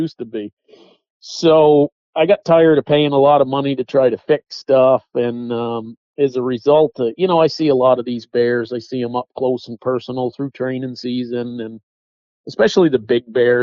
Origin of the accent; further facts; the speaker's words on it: Western Massachusetts, United States; moved away as an adult; I was born in Western Massachusetts